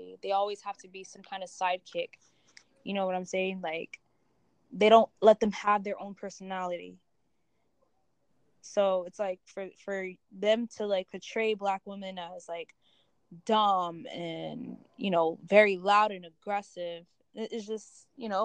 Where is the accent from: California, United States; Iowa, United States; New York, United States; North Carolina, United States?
New York, United States; New York City; first language Spanish; also born or lived in Miami Beach, Florida; Washington Heights being gentrified, then moving down to Miami Beach, and then moving back up to where, you know, moving back up to City Island in the Bronx